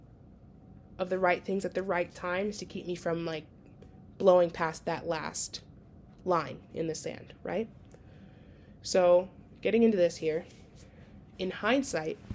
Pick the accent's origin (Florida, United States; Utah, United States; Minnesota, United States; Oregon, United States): Minnesota, United States; accent: Minnesota; moved away; my accent from Minnesota